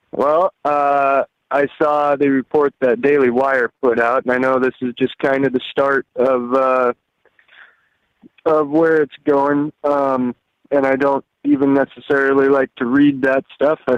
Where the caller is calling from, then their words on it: Alaska, United States; from Alaska.